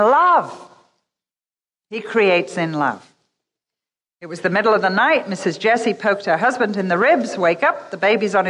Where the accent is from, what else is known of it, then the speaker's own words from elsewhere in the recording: England, United Kingdom; we're English